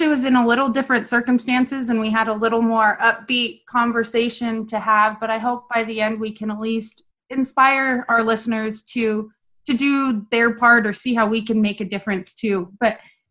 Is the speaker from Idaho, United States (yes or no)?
yes; Southern Idaho, United States; I grew up with them in Southern Idaho